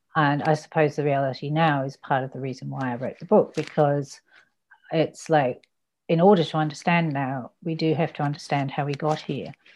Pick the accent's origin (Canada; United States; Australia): Australia; Ballarat, Victoria; also born or lived in United Kingdom; I came to Australia when I was six and turned seven, I think, the day after we arrived